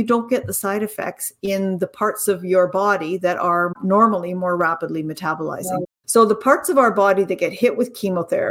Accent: Canada; also born or lived in Ontario; I'm Canadian

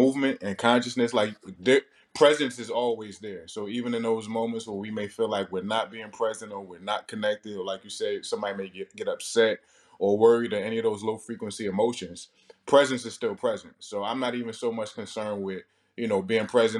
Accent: Newark, New Jersey, United States; I'm from Newark, New Jersey

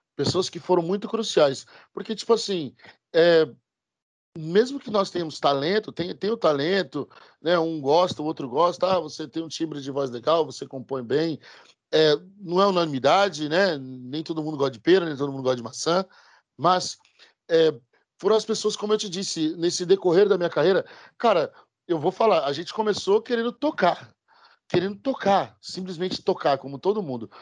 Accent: Brazil; moved away; Nosso povo, nós somos brasileiros

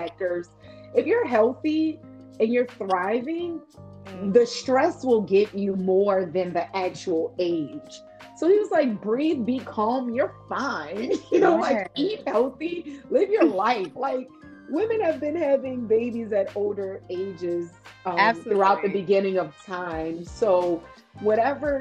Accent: New Orleans, Louisiana, United States; moved away as an adult; also born or lived in California; I moved back to my hometown, New Orleans, from California

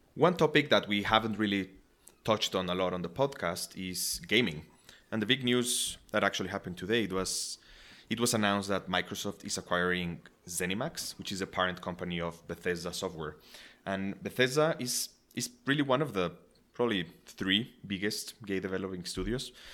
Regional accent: Mexico; moved away; growing up in Mexico

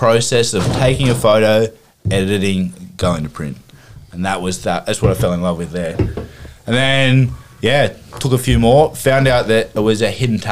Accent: Wollongong, New South Wales, Australia; now in Bairnsdale, Australia; I'm from Wollongong. I'm a chippy.

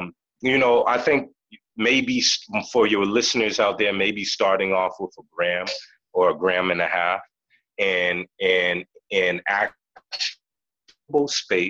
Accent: Boston, Massachusetts, United States; I grew up in Boston, in a city called Roxbury, right?

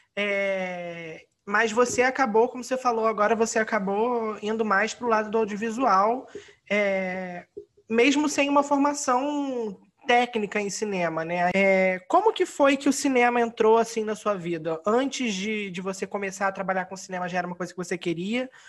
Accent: Rio de Janeiro, Brazil; nós que somos daqui do Rio de Janeiro

